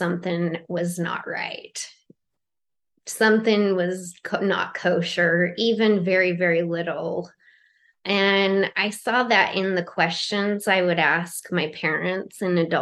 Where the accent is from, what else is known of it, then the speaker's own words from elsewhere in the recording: Utah, United States; I grew up in Utah, but not in this city area